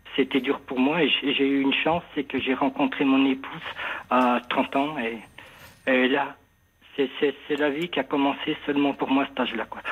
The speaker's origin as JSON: {"language": "French", "area": "the North", "region": "north of France", "country": "France", "also_born_or_lived": "Marseille", "moved": "as an adult", "said": "je suis du Nord"}